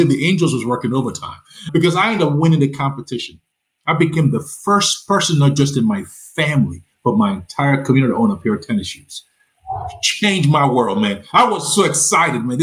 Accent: Nigeria; also born or lived in Lagos, Nigeria; now in Charlotte, United States; you can tell from my accent, you know, that I'm not from Tennessee. I'm from Nigeria.

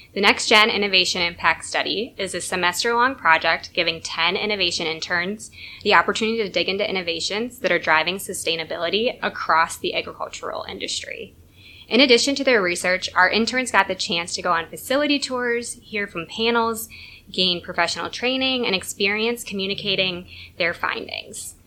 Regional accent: Northeast Iowa, United States; I'm from Northeast Iowa

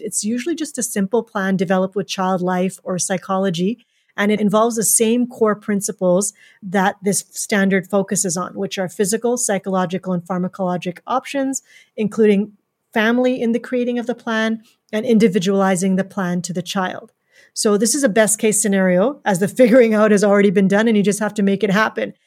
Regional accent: Canada; also born or lived in Edmonton, Alberta; being Canadian

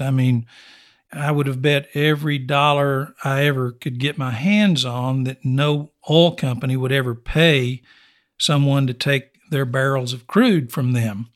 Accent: Snyder, Texas, United States; Born and raised in West Texas, for the most part, I was born ninety miles east of here in Snyder, also Oilfield Country.

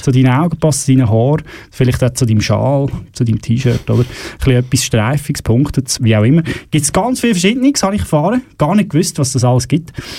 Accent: Switzerland; bei uns in der Schweiz

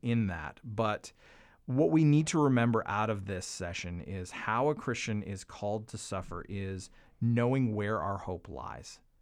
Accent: Canada; now in United States; a Canadian who lives in America

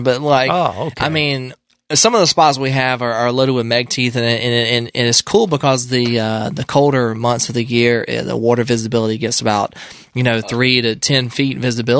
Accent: South Carolina, United States; Yeah, so I was shark tooth diving, you know, up and down the East Coast, South Carolina being my home state

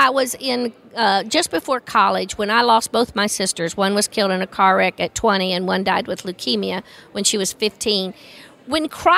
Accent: the Bible Belt, United States; I grew up in the Bible Belt

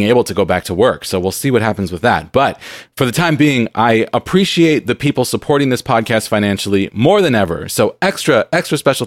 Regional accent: San Diego, California, United States; now in Seattle, United States; I grew up in San Diego where it's very hot

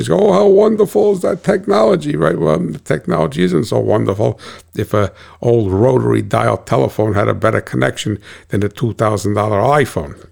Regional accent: United States; I'm an American

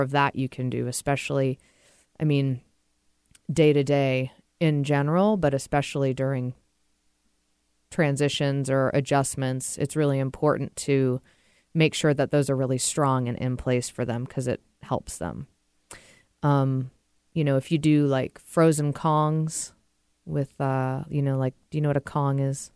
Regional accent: Massachusetts, United States; moved away as an adult; also born or lived in Vermont / Seattle area, Washington; now in Washington, United States; I grew up about twenty minutes outside of Gillette Stadium, which is where the New England Patriots play. So I grew up in Massachusetts, born and raised

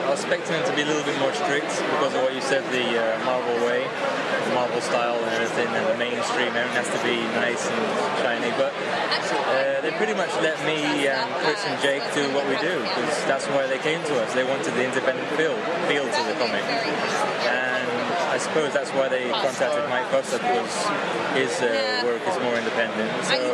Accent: Greece; also born or lived in London, United Kingdom; We in Greece... Well, basically, I'm also half Irish, so I grew up in London at some point, too.

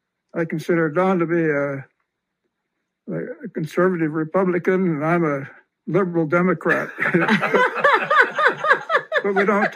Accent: Idaho, United States; moved away; I was raised up in Idaho, where it was a very lonely existence. A 80-acre farm is a... I was the only third grader in the third grade. There was no second grade.

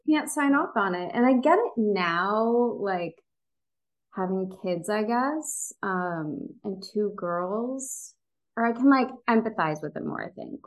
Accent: Chicago, Illinois, United States; moved away as an adult; also born or lived in New York; now in Los Angeles, United States; I'm from the western suburbs of Chicago

